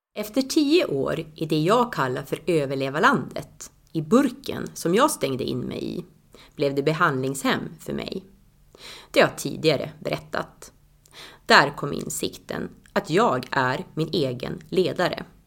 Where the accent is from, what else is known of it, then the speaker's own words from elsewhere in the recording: Tärnaby, Västerbotten County, Sweden; now in Östersund, Sweden; 2002 började jag med det hemma i Tärnaby i ett hälsoprojekt